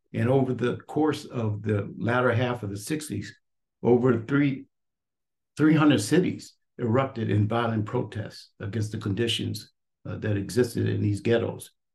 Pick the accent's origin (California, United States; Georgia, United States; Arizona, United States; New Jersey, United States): California, United States; Los Angeles; moved away; also born or lived in New York / Philadelphia; experience that I had growing up in Watts, uh, uh, California